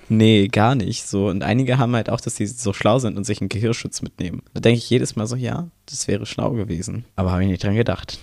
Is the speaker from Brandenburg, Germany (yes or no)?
yes; Brandenburg, Germany; ich komme aus Brandenburg